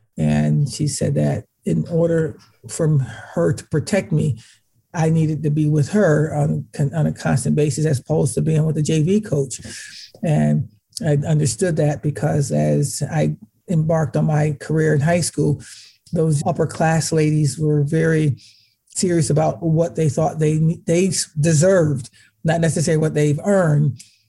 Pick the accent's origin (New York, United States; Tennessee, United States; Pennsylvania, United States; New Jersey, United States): New York, United States; Syracuse; moved away as an adult; now in Buffalo, United States; I am located in Buffalo, New York. I'm originally from Syracuse, New York, which is 2 hours from here.